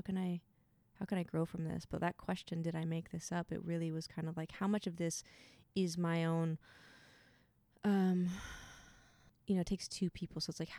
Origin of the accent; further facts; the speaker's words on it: Lincoln City, Oregon, United States; Lincoln City, Oregon.